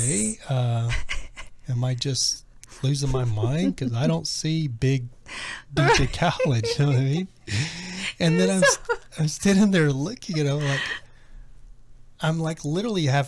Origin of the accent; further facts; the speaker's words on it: Texas, United States; now in Los Angeles, United States; I'm from Texas